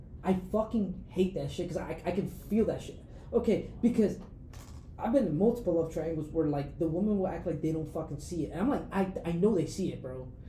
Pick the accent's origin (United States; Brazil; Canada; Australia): United States; New York; I grew up in New York, bro.